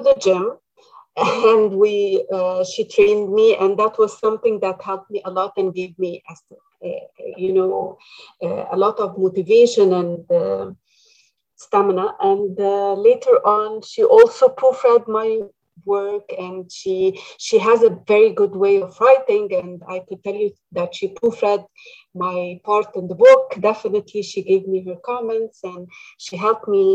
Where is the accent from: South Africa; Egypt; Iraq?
Egypt; moved away as an adult; now in Canada; I come originally from Egypt, and I've spent my first years of marriage and as a mother in Egypt.